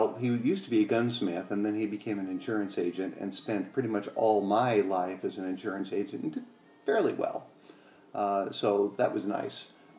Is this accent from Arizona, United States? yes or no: yes; Arizona, United States; Moved here at the age of like 2 or 3. So as far as I'm able to remember, it was all Arizona.